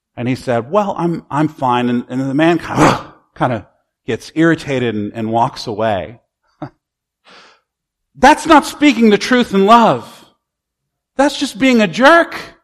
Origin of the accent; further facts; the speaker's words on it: United States; American Christians